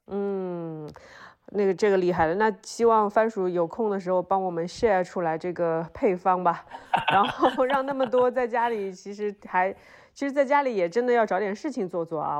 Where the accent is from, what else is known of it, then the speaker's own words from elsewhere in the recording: Shanghai, China; moved away as an adult; also born or lived in Beijing; now in Hengdian, China; 因为我作为一个上海人